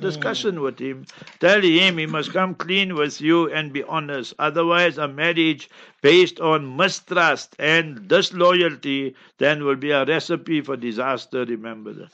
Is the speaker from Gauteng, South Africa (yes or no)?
yes; Heidelberg, Gauteng, South Africa; moved away; I'm born and bred in Heidelberg, Heidelberg, yeah, in Transvaal, Gauteng